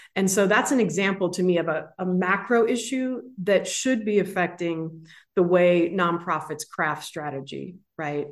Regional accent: San Francisco, California, United States; growing up in San Francisco

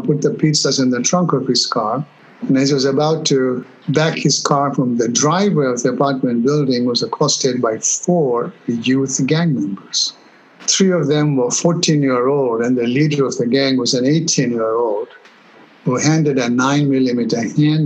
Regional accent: Kenya; moved away; also born or lived in England; I was born in Kenya. My roots are Eastern, and I was educated in England. My college life was in England. I would still have been in Kenya had Idi Amin not happened.

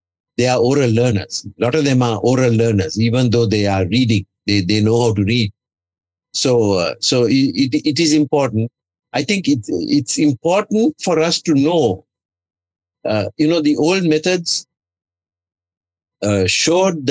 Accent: Sri Lanka; English is a second language; My worship is in Sri Lanka, in our language

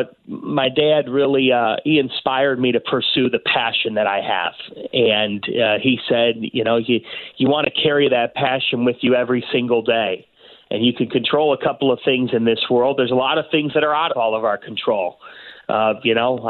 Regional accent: Cleveland, Ohio, United States; I grew up in Cleveland, and you grow up living, breathing, dying Cleveland sports there

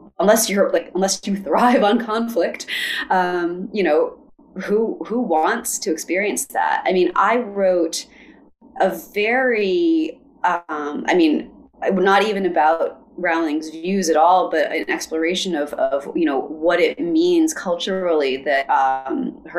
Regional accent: United States; my life as an American

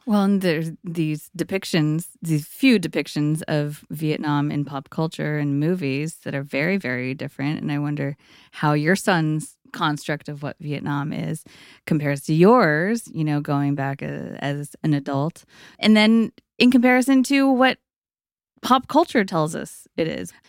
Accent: East Bay, California, United States; I also grew up in East Bay.

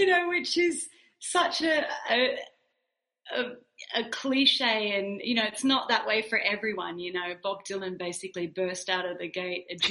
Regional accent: Wagga Wagga, New South Wales, Australia; moved away; I worked in a local bakery in a small regional town in Australia called Wagga Wagga

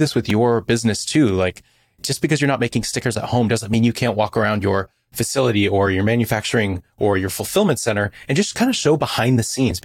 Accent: California, United States; I'm from California

